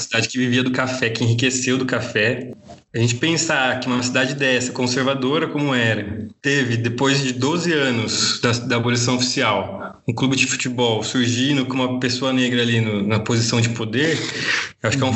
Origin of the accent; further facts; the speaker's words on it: Campinas, São Paulo, Brazil; moved away as an adult; now in São Paulo, Brazil; eu moro em São Paulo, sou de Campinas, mas atualmente moro em São Paulo. Vim fazer a faculdade aqui e acabei ficando